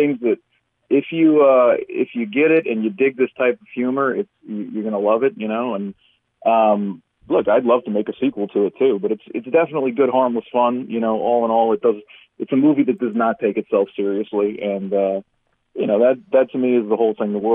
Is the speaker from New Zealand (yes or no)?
no; South Louisiana, United States; I'm from South Louisiana. I grew up around, you know, I'm spent a lot of time in New Orleans, but I grew up all around the city